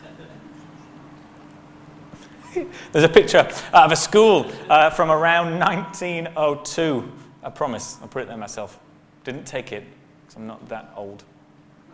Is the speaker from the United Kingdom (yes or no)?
yes; Bradford, Yorkshire and the Humber, United Kingdom; moved away as an adult; now in Bahrain; I grew up in Bradford